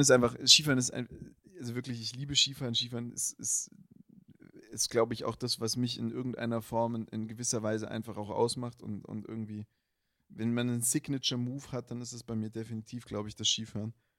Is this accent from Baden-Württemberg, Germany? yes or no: yes; Black Forest, Baden-Württemberg, Germany; ich komme ja aus dem Schwarzwald